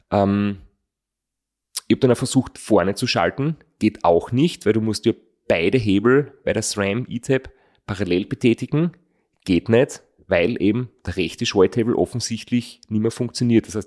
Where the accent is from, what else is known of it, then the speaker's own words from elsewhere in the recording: Austria; einen Podcast gefunden, wo er, der englisch ist, den man heute halt als, als Österreicher hören kann